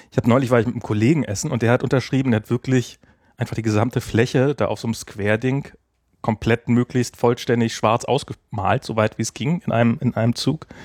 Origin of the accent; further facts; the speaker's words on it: Germany; also einfach seufzen kann man als Deutscher auch ganz